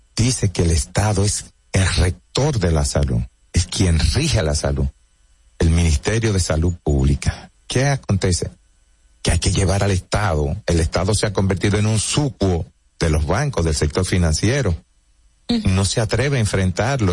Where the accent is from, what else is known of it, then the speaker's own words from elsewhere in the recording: Santo Domingo, Distrito Nacional, Dominican Republic; also born or lived in Bonao / Santiago; Me crié en Cristo Rey.